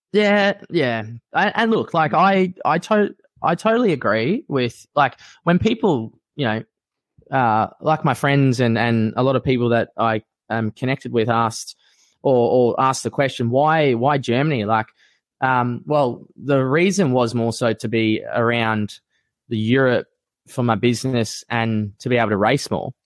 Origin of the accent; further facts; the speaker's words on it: Australia; I'm a diehard Aussie. I love being an Aussie